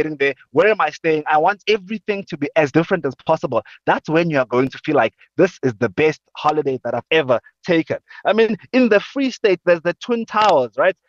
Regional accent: Gauteng, South Africa; I'm from Gauteng. The typical Gautenger right here has not done the typical tourist thing in our own cities.

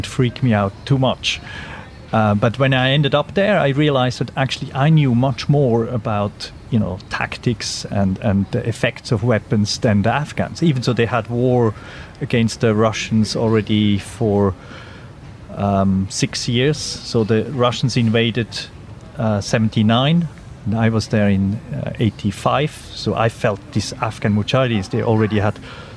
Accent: Switzerland; I grew up in Switzerland where everybody has to do military service

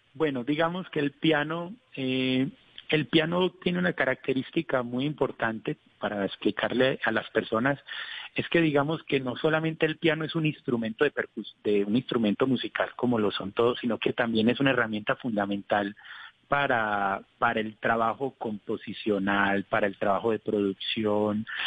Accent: Colombia

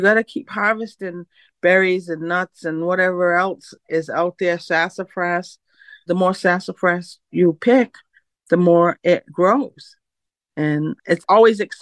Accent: Mashpee, Massachusetts, United States; foods that I grew up on in the 60s. That was a long time ago, you know. So we did a lot of foraging for our food back then. I'm from Mashpee

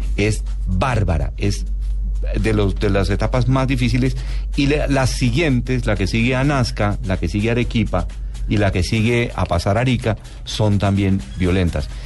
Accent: Colombia; nosotros como colombianos

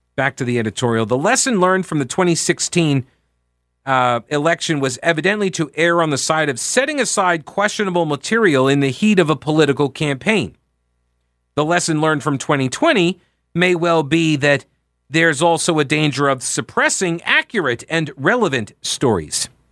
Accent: New York, United States; moved away as an adult; also born or lived in Rock Hill, South Carolina; I'm from New York originally

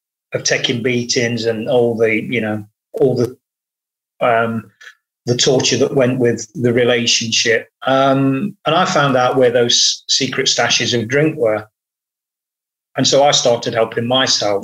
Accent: Nottingham, East Midlands, United Kingdom; Nottingham Forest Football Club, to be precise, my hometown club

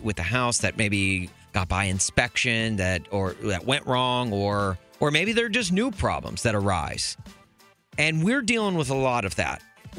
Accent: United States; we Americans

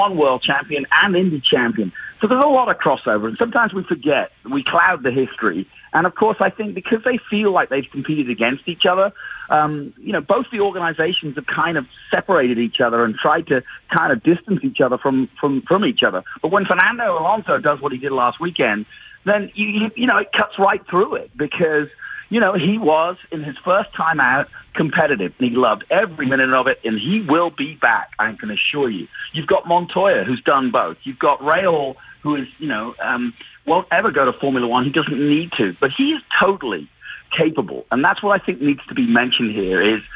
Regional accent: Manchester, North West England, United Kingdom; moved away; also born or lived in London; my home country and in Manchester, which is actually where I'm from.

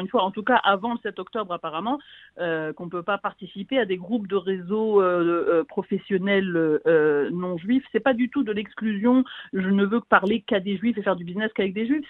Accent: France; moved away as an adult; also born or lived in United States; now in Israel; je suis française, j'habite en Israël depuis 20 ans

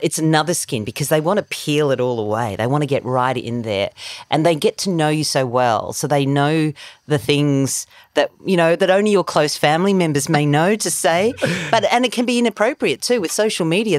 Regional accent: South Africa; now in Australia; I was born in South Africa

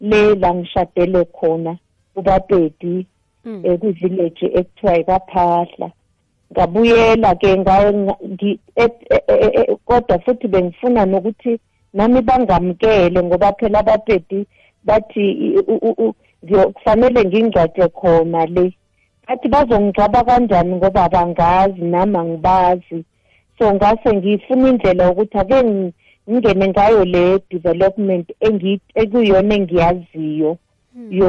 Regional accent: KwaZulu-Natal, South Africa; moved away as an adult; also born or lived in Gauteng / Limpopo; ngiwumZulu ngizalwa le eNatali ngishadelwa kubapedi

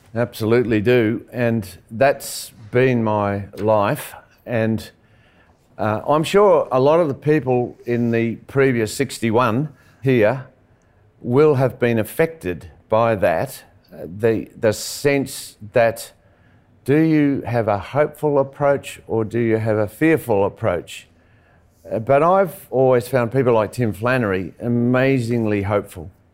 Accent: Western Australia, Australia; I'm from Western Australia

